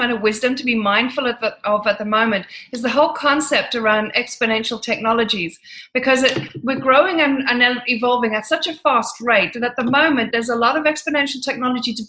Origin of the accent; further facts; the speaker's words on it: Ireland; moved away as an adult; now in London, United Kingdom; moved back to Ireland. And I lived a very unusual life in Ireland